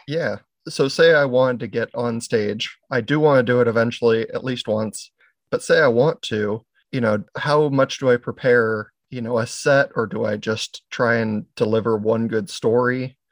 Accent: Maui, Hawaii, United States; also born or lived in Oregon; now in Pacific Northwest, United States; I was born in Oregon, but I was raised in Hawaii

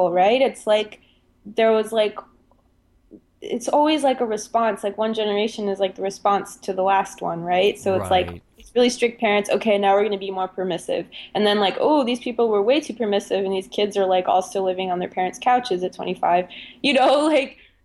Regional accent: Germany; I especially growing up in Germany

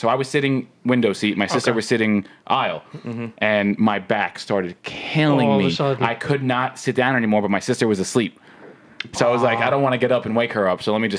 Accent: New York, United States; growing up in New York, like, your Christmases, your New Year's are cold.

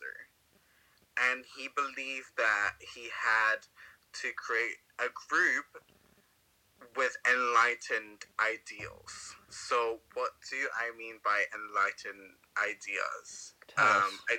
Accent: Venezuela; moved away; I'm from Venezuela. The Bermuda Triangle wasn't that far away from Venezuela. And when I was growing up

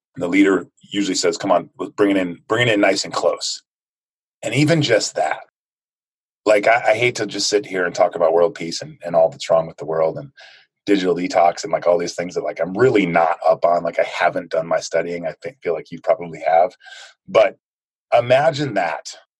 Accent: United States; I grew up in the United States.

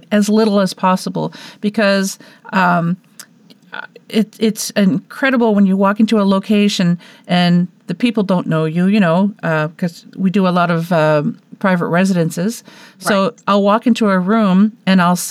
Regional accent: Canada; being Canadian

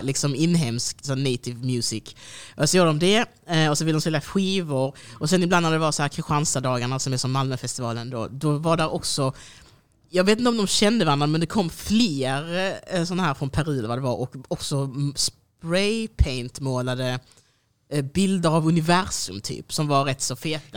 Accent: Degeberga, Skåne, Sweden; jag kommer från Degeberga

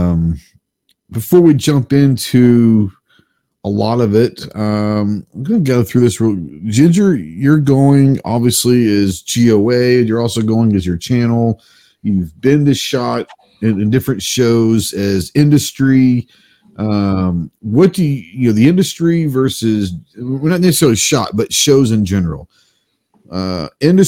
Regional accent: Texas, United States; now in Arkansas, United States; I'm still a Texan

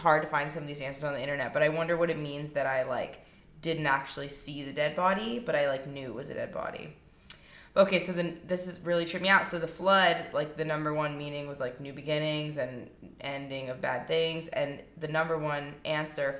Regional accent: Nevada, United States; I'm from Nevada

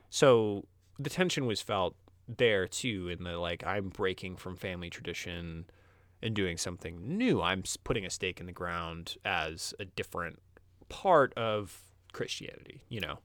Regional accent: Midwest, United States; I was from the Midwest

